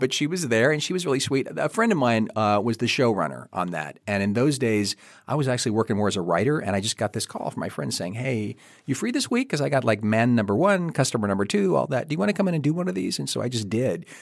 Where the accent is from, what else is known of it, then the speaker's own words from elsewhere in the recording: Kentucky, United States; I am from Kentucky